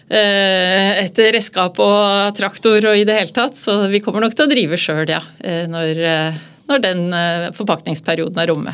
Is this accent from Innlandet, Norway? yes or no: yes; Hamar, Innlandet, Norway; moved away as an adult; also born or lived in Oslo; Jeg kom jo opprinnelig da fra Hamar, og, fra et eh, gardsbruk